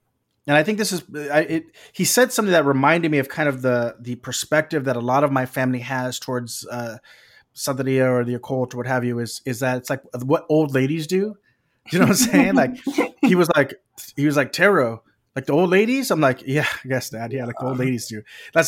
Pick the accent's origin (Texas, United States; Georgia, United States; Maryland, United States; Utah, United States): Texas, United States; Maybe it's because I'm from Texas